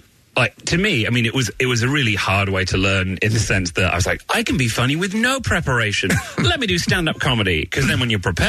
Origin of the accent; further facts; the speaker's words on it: Manchester, North West England, United Kingdom; now in Brooklyn, United States; I'm from Manchester, the northwest, but I don't sound like it because I wish to be employable.